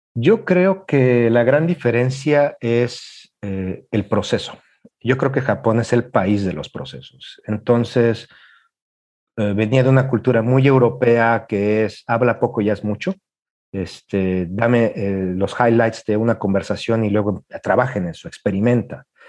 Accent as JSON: {"language": "Spanish", "region": "Mexico City", "country": "Mexico", "also_born_or_lived": "China", "moved": "as an adult", "lives_now": "Japan", "said": "soy mexicano de la Ciudad de México"}